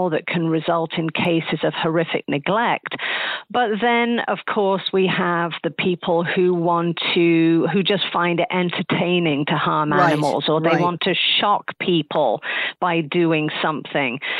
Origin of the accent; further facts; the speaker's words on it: Nottingham, East Midlands, United Kingdom; moved away; I grew up over in England. I grew up in a city called Nottingham